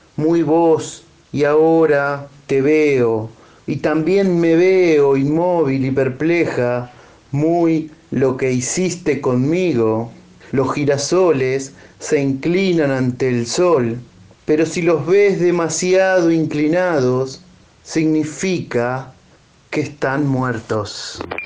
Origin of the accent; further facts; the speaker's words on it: Chivilcoy, Buenos Aires Province, Argentina; soy de Chivilcoy, provincia de Buenos Aires